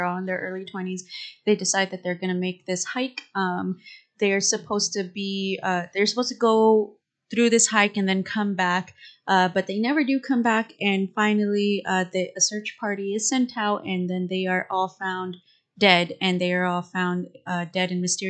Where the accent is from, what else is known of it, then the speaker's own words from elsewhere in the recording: Texas, United States; accent: Texan; my Texan ass accent.